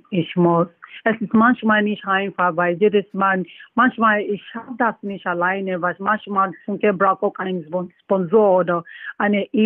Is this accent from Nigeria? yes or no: yes; Nigeria; German is a second language; Ja, bei uns in Nigeria, es gibt so viele Talente, ne? Aber jedes Mal, wenn ich nach Nigeria gehe, ich sehe diese, so viele Jungs, junge Leute